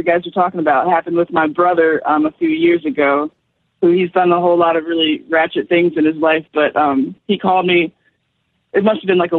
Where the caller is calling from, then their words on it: Blackstone, Virginia, United States; I'm in Blackstone, Virginia right now.